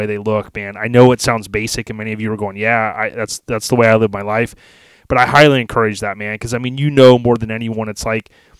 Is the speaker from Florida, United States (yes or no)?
yes; Land O'Lakes, Florida, United States; I grew up in Land O'Lakes, dog, we actually had cable TV